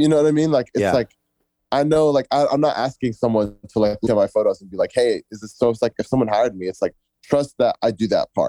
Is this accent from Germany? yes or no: no; Egypt; I'm from Egypt myself, so I was studying a lot of stuff about like Egypt and all that.